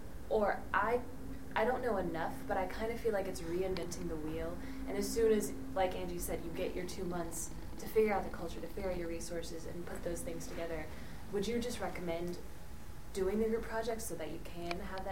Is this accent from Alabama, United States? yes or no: no; Florida, United States; from Florida, by the way